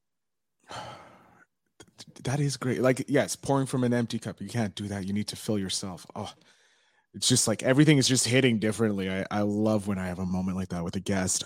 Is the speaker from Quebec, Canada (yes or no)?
yes; Montreal, Quebec, Canada; Montreal, Canada